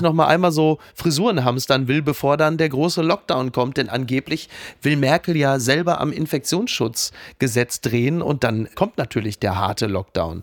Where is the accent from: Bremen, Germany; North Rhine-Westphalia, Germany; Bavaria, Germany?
North Rhine-Westphalia, Germany; ich komme aus NRW, ich weiß, was es bedeutet, ein absolut ja, ja. wertloses Abitur Abitur zu haben